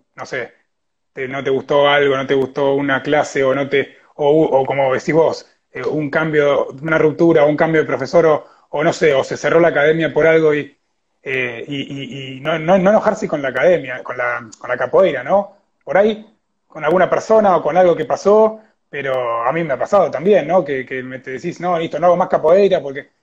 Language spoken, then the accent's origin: Spanish; Argentina; ya siendo argentino